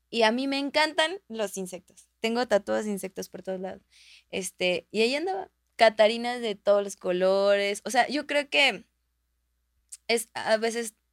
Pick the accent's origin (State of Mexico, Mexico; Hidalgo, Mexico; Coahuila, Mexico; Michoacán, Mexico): State of Mexico, Mexico; Texcoco; also born or lived in San Simón; yo recuerdo de niña, pues yo crecí en Texcoco y mm, vivía en un pueblo que se llamaba, se llama San Simón.